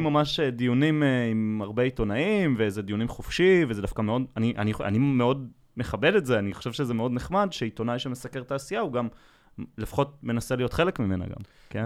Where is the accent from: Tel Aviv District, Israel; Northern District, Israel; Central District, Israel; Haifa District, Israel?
Northern District, Israel; Safed; moved away; אני במקור מצפת